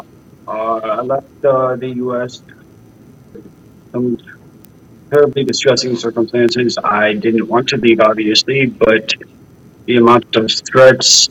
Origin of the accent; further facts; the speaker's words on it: Denver, Colorado, United States; moved away as an adult; I walk the streets of my hometown in Denver